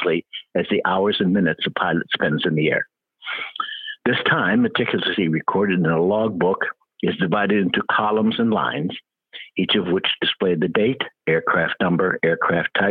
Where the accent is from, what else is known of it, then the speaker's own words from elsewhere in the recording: Albany, New York, United States; We grew up in the Albany area. My family moved here, I believe, in the early 50s